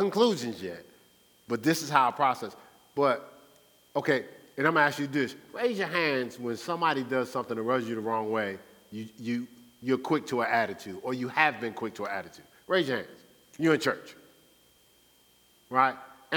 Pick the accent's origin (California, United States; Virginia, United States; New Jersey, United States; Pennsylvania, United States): New Jersey, United States; Newark; I was raised in Newark, New Jersey.